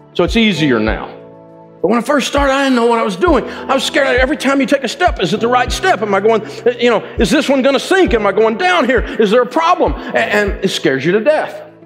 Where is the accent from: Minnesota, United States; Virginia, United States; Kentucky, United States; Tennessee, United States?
Tennessee, United States; Antioch; I grew up over in Antioch, Tennessee